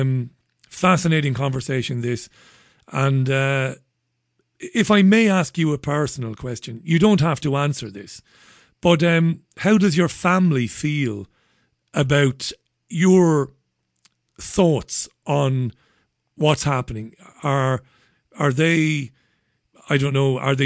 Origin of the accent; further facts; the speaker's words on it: Ireland; now in England, United Kingdom; I'm an Irishman